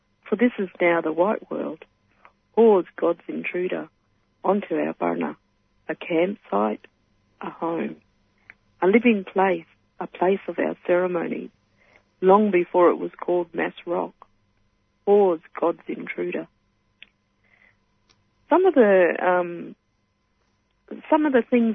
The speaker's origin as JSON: {"language": "English", "region": "midwest of Western Australia", "country": "Australia", "also_born_or_lived": "Geraldton", "said": "I'm from Western Australia, so I'm from in the midwest of Western Australia, and it's known as the Yamatji region"}